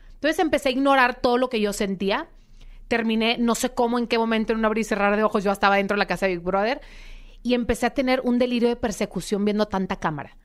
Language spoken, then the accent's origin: Spanish; Monterrey, Nuevo León, Mexico; accent: regio; moved away as an adult; now in Mexico City, Mexico; Ahorita estoy viviendo en Ciudad de México, pero soy de Monterrey, sangre regia